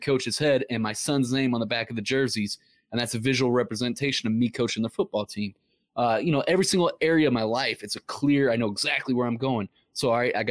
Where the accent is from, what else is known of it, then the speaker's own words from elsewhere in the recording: Ferguson, Missouri, United States; we grew up in Ferguson, Missouri